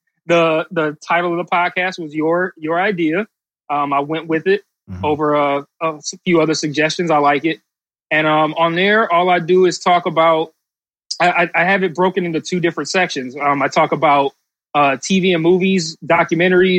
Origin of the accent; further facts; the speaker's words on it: Detroit, Michigan, United States; also born or lived in Bakersfield, California; I'm from Detroit. I've lived here for most of my life, 30 of my 38 years. I've lived in Detroit.